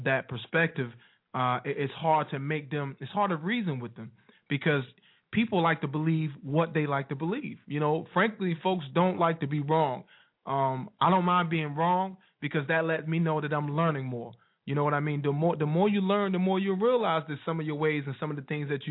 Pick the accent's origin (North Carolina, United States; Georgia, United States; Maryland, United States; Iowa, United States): North Carolina, United States; Wilson; Wilson, NC, my hometown.